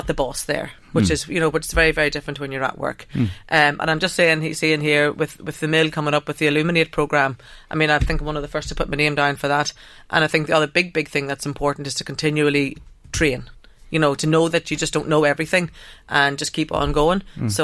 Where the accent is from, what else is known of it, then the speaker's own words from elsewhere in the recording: Ireland; accent: northern; So I suppose I've been, with my northern accent, I've been working in Drogheda